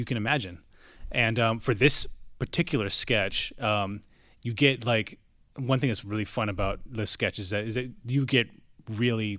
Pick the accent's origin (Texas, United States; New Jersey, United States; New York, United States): Texas, United States; El Paso; I'm from El Paso.